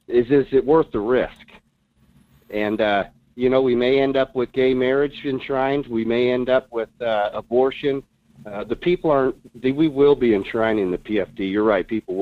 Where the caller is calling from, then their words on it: Fairbanks, Alaska, United States; This is … in Fairbanks.